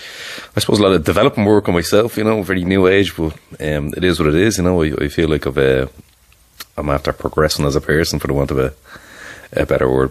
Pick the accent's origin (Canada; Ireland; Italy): Ireland; I'm from Toymaville beside Cuckoo's Nest. For anyone that would be familiar with that neck of the woods, that's where I'm from originally. That's where I grew up.